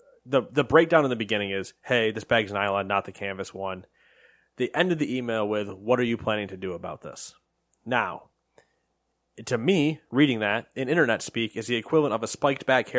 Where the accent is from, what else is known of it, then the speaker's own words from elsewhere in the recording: United States; We're American.